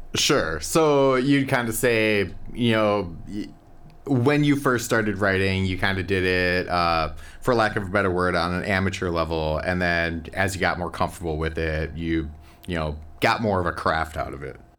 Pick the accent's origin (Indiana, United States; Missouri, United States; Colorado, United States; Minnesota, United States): Minnesota, United States; Minneapolis; I too am from the Twin Cities